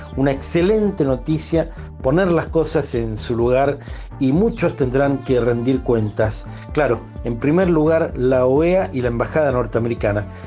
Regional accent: Mendoza, Argentina; muchos mendocinos

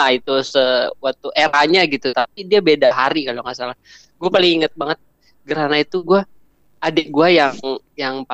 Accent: Painan, West Sumatra, Indonesia; Gue ada temen di Painan di kampung gue.

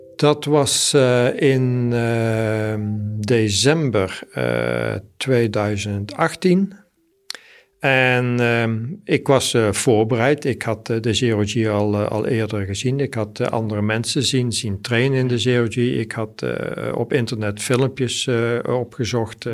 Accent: Mierlo, North Brabant, Netherlands; also born or lived in Sweden; ik kom uit Mierlo, ik ben 64 eh, jaar.

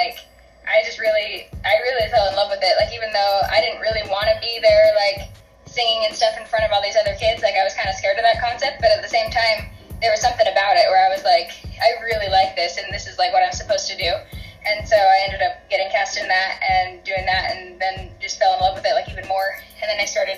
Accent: Salt Lake City, Utah, United States; I'm from Salt Lake City

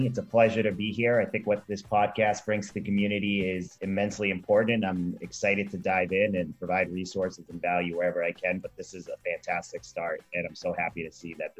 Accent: Westwood, Massachusetts, United States; also born or lived in West Roxbury, Massachusetts; I grew up in Westwood, Massachusetts. My family moved there when I was about 3 years old from West Roxbury. I grew up in the Rosendale Church

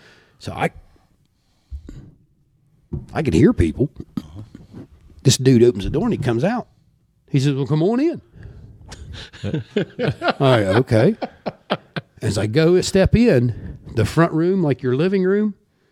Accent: Meigs County, Ohio, United States; I'm from Meigs County.

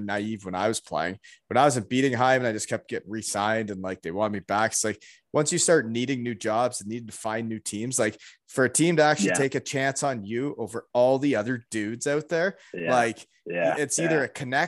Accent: Canada; growing up in Canada

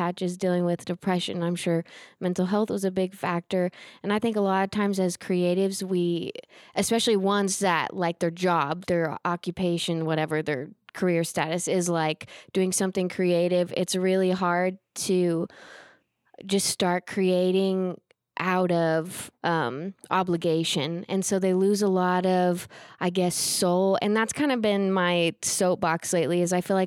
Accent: Oklahoma, United States; I'm from Oklahoma

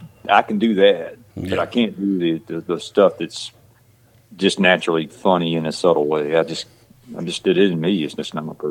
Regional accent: west of Atlanta, Georgia, United States; accent: country; also born or lived in Texas; I lived out west of Atlanta most of my life, which is it's a rural place

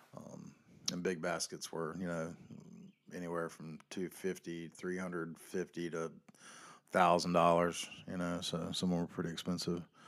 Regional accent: the South, United States; I grew up in South

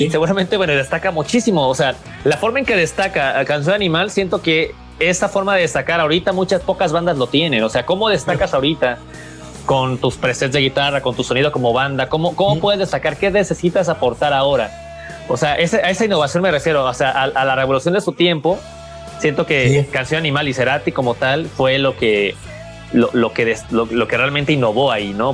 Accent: Mexico; siendo mexicano

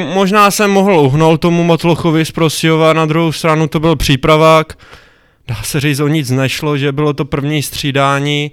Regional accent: Zlín, Zlín Region, Czechia; also born or lived in Fryšták; jsem ze Zlína, nebo ve, Friš, ve Frištáku bydlím, což je kousek od Zlína

